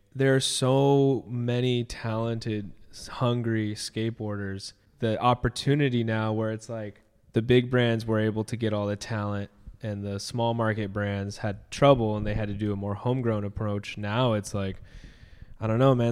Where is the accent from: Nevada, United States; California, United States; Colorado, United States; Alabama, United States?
California, United States; near Disneyland; I grew up near Disneyland